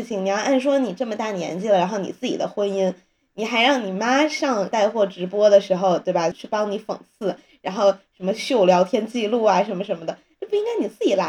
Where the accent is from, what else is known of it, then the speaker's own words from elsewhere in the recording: Beijing, China; 身为北京人的我